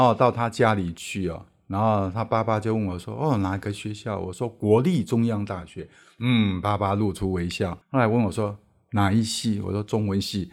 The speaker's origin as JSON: {"language": "Chinese", "town": "Erlin", "region": "Changhua County", "country": "Taiwan", "tie": "born or raised there", "said": "我小时候在乡下长大，我们那边，我，我住在彰化二林那里"}